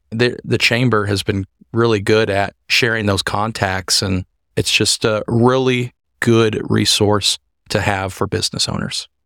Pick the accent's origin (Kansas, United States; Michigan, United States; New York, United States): Kansas, United States; Hutchinson; also born or lived in Wichita, Kansas; I am actually from Hutchinson area